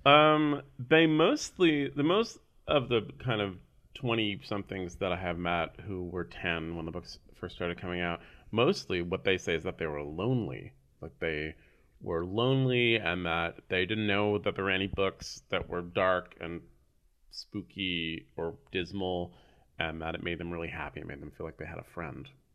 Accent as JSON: {"language": "English", "town": "San Francisco", "region": "California", "country": "United States", "tie": "born or raised there", "said": "I grew up here in San Francisco, born and raised"}